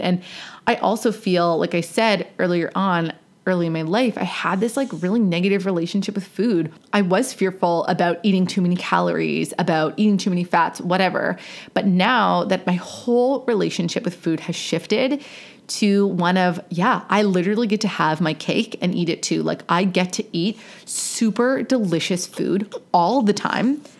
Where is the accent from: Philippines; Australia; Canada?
Canada; Growing up in Canada